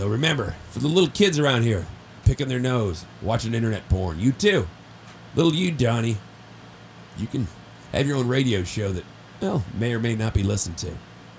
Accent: Maple Park, Illinois, United States; moved away; I said, I grew up in Maple Park.

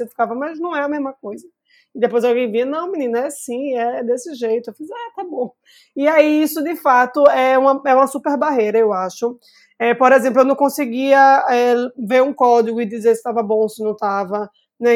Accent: Recife, Pernambuco, Brazil; como uma boa recifense, bairrista

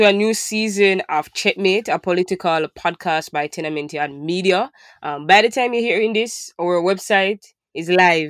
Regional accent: Jamaica; for many Jamaicans, this is like far out of our reach. We don't have volcanic activity in our country

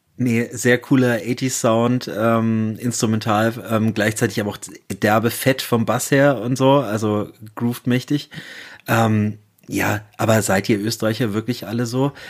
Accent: Germany; als Piefke, der ich bin

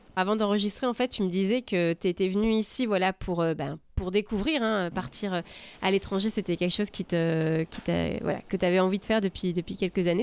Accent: France; now in Seattle, United States; je suis française et je vous parle depuis Seattle

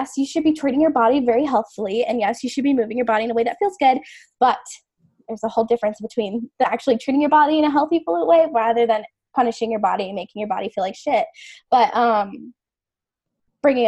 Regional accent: the South, United States; I've been born and raised in the South.

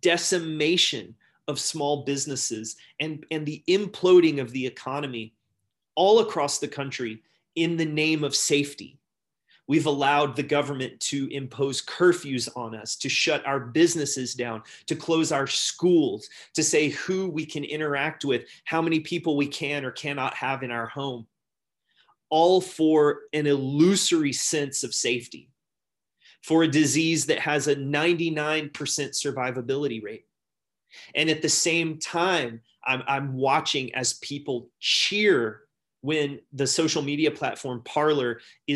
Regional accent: United States; growing up as an American

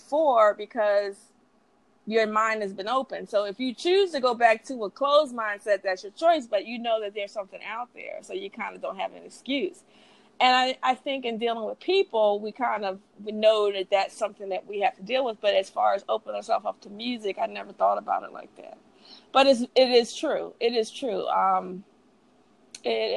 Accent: Philadelphia, Pennsylvania, United States; also born or lived in Dallas; I was raised in Philadelphia

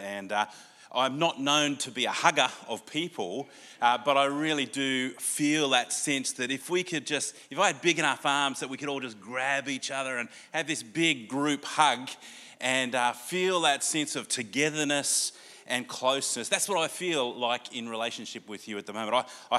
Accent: Gunnedah, New South Wales, Australia; born there; also born or lived in Wellington, Australia / Canberra, Australia; We moved from Gunnedah in my family to a place called Wellington in New South Wales, which is kind of near Dubbo, which is on Wiradjuri country.

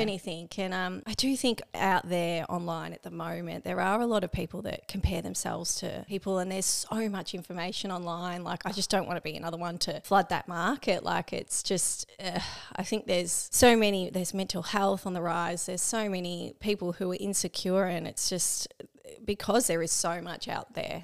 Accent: Melbourne, Victoria, Australia; moved away as an adult; also born or lived in Geelong; now in Barwon Heads, Australia; I grew up in Melbourne

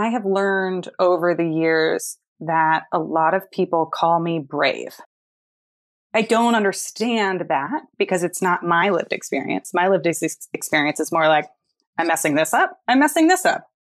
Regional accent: Palo Alto, California, United States; I grew up in Palo Alto, California, and I lived there till I was 17, and I moved straight into college

